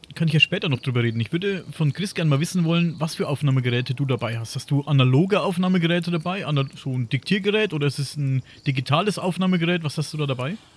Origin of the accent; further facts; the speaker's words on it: Coburg, Bavaria, Germany; ich komme ja aus dem Coburger, Coburger Raum hier in Oberfranken